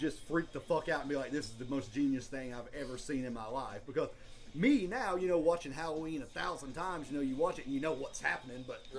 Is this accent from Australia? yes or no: no; United Kingdom; I'm a British person.